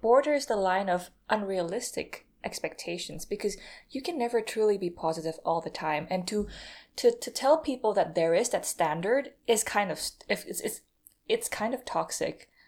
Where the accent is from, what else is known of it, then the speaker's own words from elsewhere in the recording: Indonesia; I'm not from America, by the way. I'm, I'm Indonesian